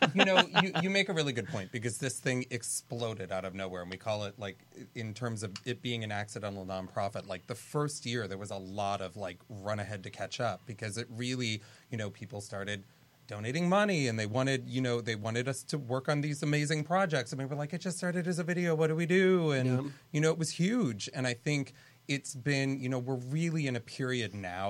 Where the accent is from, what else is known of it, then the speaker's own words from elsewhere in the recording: San Diego, California, United States; and ironically, I'm from San Diego.